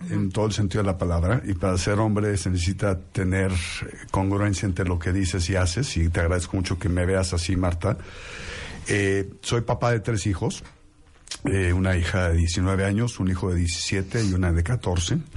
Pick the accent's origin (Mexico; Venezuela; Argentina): Mexico; soy un mexicano que, disfruta lo que hace, que, que ama a México